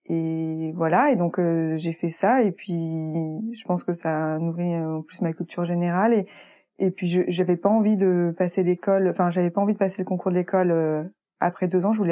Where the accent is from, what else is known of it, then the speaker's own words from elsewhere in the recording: Île-de-France, France; donc je venais de Paris en plus, enfin de banlieue parisienne